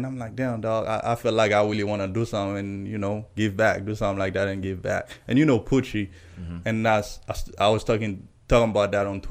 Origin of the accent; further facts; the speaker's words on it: Port-au-Prince, Ouest, Haiti; also born or lived in Delray Beach, Florida; now in Orlando, United States; I was born and raised in Port-au-Prince. I've never been outside of Port-au-Prince